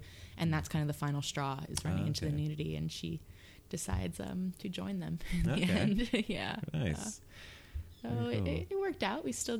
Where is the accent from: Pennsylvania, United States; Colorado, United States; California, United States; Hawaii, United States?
Hawaii, United States; Huelo; also born or lived in Ewa Beach, Oahu / San Diego; I grew up in the North Shore of Maui in Huelo by Twin Falls